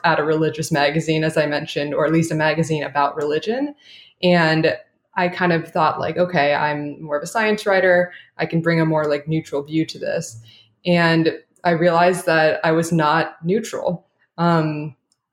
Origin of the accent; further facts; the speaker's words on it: Orange County, California, United States; I did grow up in Orange County